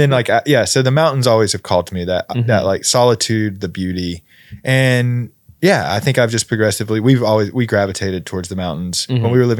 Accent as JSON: {"language": "English", "region": "Georgia", "country": "United States", "tie": "born or raised there", "said": "I grew up in the Appalachians. So like, I was like right in the foothills of the Appalachians. Mm-hmm. I think I'm just like, I'm a hillbilly at heart."}